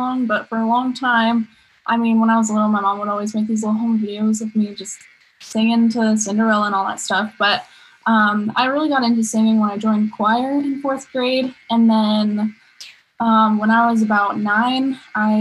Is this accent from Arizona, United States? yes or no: yes; Arizona, United States; I've lived here my whole life.